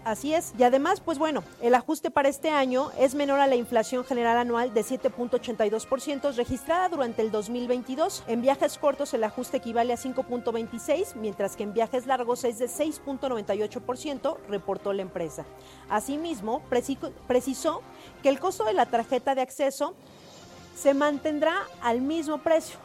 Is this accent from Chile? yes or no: no; Mexico; Así somos los mexicanos